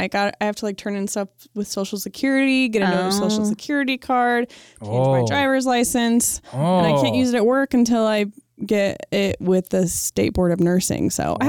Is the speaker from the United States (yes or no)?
yes; Wyoming, United States; also born or lived in Beaufort, South Carolina; now in Missoula, United States; I grew up in Wyoming, but my parents were in the military when I was born. We lived in South Carolina.